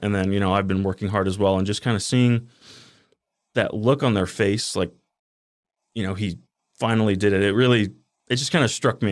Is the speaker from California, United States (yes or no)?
no; Henderson, Nevada, United States; also born or lived in Boulder City; I grew up in Henderson my whole life